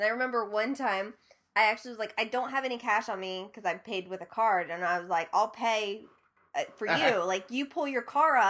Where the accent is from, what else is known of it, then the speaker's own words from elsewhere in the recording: Ohio, United States; And I would just be like doling out whatever I had because I'm like, oh my God, they're from Ohio too.